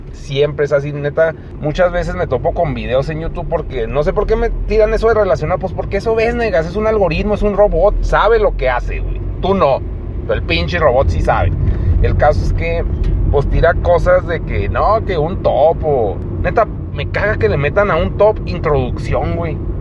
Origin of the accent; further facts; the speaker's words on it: Mexico; siendo mexicano